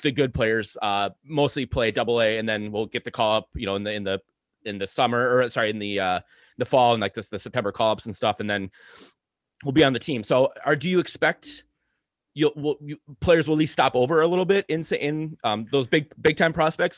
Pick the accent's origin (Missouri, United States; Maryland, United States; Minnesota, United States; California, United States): Minnesota, United States; Saint Paul; I grew up in Saint Paul, I love Saint Paul